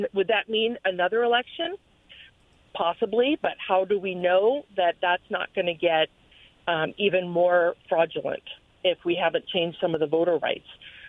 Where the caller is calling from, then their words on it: Pasco, Washington, United States; from Pasco.